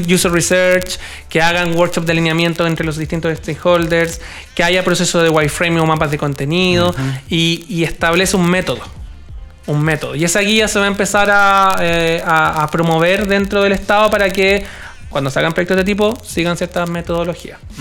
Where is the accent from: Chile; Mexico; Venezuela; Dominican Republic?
Chile; somos 17 millones chilenos